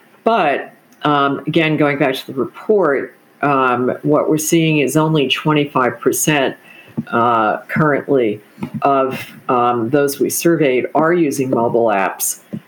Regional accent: Texas, United States; And as a Texan, you'll appreciate that.

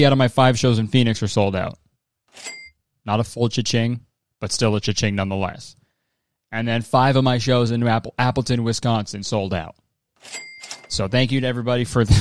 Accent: Hamilton, Ontario, Canada; my hometown in Canada

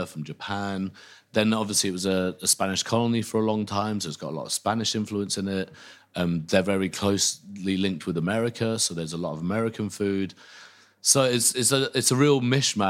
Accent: Northampton, East Midlands, United Kingdom; Where I grew up in Northampton, there wasn't a massive Filipino community.

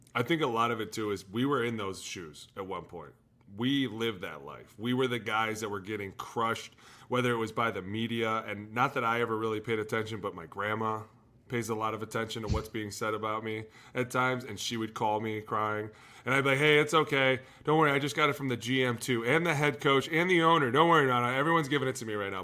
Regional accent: Cleveland, Ohio, United States; I'm from Cleveland.

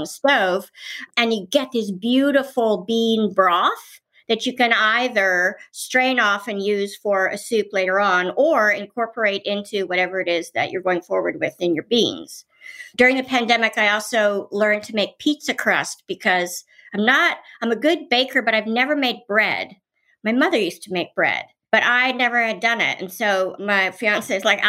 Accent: Washington, District of Columbia, United States; also born or lived in Paris; when I grew up in Washington, D.C.

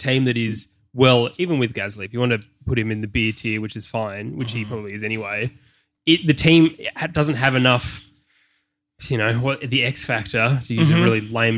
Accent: Australia; us as Aussie fans

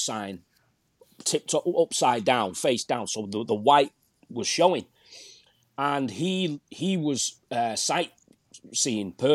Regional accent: Manchester, North West England, United Kingdom; I grew up in Manchester

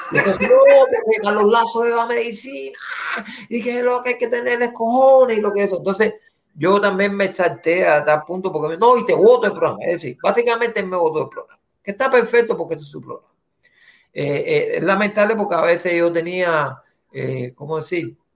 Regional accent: Cuba; evidentemente yo soy cubano, yo puedo ver lo que él está haciendo por Cuba

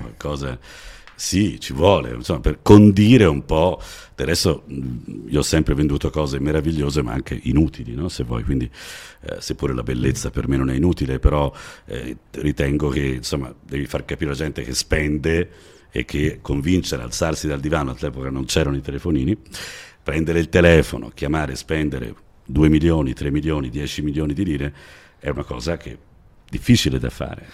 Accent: Florence, Tuscany, Italy; io ho avuto forse la fortuna di nascere a Firenze, già, già chi nasce a Firenze insomma ha una dizione eh, comprensibile un po' in tutta Italia

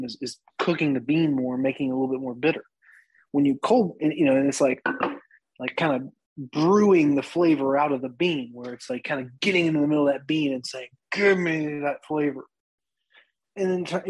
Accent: Winston-Salem, North Carolina, United States; I was born here in Winston-Salem.

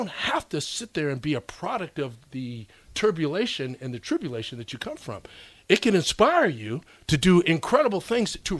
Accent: Massachusetts, United States; also born or lived in New York; I was originally from New York, yeah, but I grew up in Massachusetts

